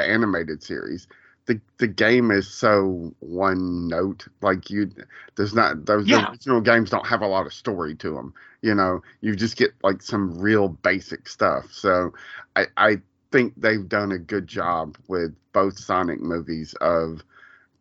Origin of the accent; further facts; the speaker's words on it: Columbus, Georgia, United States; my hometown